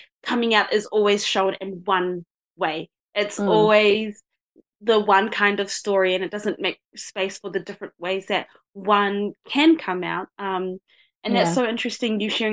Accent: New Zealand; accent: Kiwi; my voice and my accent, because I do sound pretty Kiwi

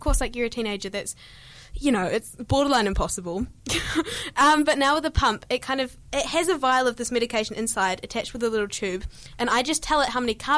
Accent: New Zealand; accent: New Zealand; I amp up my New Zealand accent. I'll be like, I'm from New Zealand

